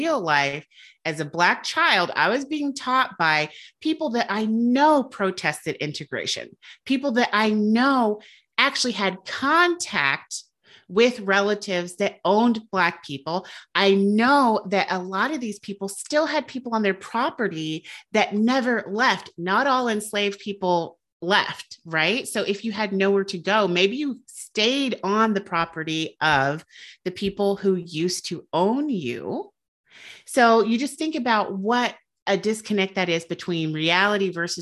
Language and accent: English; Southern United States, United States; I'm from the Southern United States